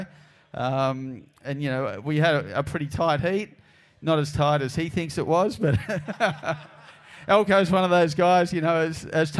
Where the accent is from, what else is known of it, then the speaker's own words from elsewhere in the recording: Narrabeen, New South Wales, Australia; I was from Narrabeen